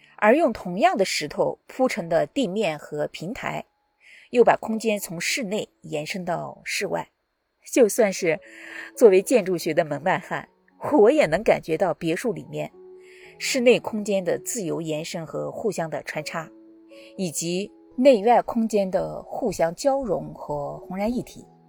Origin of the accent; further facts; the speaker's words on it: China; 我们中国人